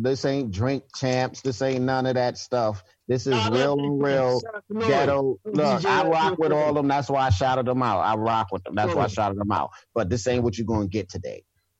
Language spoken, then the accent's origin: English; New York City, New York, United States; That was us growing up in New York City.